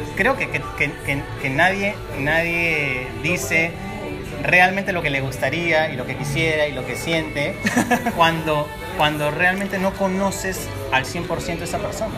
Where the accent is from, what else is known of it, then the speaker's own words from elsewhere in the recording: Lima, Peru; moved away as an adult; yo soy de Lima, vine a vivir aquí hace cuatro años